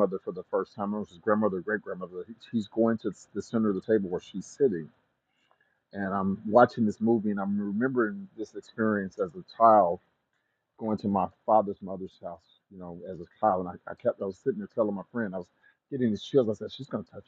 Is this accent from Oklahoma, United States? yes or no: yes; Oklahoma, United States; So I'm from Oklahoma, a native of Oklahoma